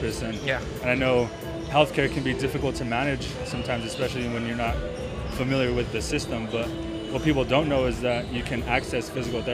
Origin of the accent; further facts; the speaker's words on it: Lordsburg, New Mexico, United States; also born or lived in Madison, Wisconsin; now in Las Cruces, United States; growing up in Lordsburg, we're limited on resources